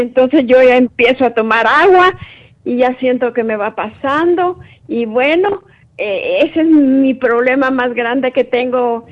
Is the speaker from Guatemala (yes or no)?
yes; Guatemala; yo soy de Guatemala